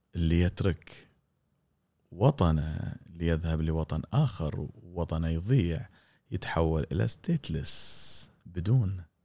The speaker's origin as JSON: {"language": "Arabic", "country": "Kuwait", "said": "انت كويتي مثلي"}